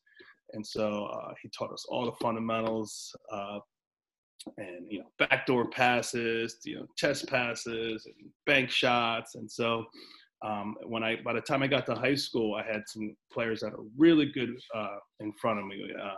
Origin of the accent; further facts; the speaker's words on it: Princeton, New Jersey, United States; I'm from Princeton. I grew up in Princeton.